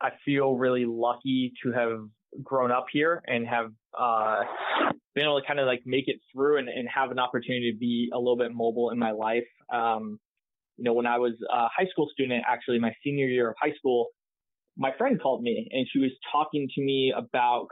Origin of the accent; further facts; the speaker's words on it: San Jose, California, United States; I grew up here in San Jose, ended up going to UC Davis for school.